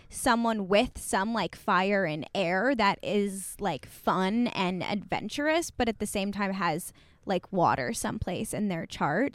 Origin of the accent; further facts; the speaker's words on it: Midwest, United States; we're from the Midwest